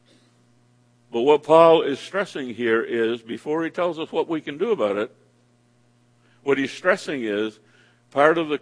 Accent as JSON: {"language": "English", "region": "Maine", "country": "United States", "tie": "born or raised there", "said": "my home state of the state of Maine"}